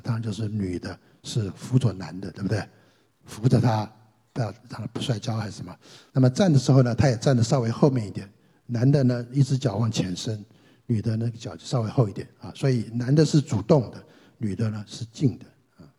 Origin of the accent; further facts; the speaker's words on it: China; 我们中国人的这个所谓的灵魂观